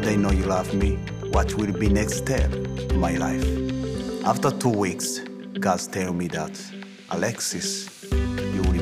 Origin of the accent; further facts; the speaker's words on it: Kigali, Rwanda; English is a second language; moved away as an adult; now in United States; I grew up in Rwanda, Rwanda city, Kigali, district Kicukiro